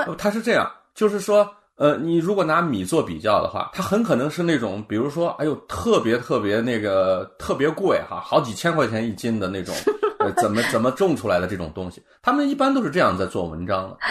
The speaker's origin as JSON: {"language": "Chinese", "country": "China", "said": "我们中国人的理念中"}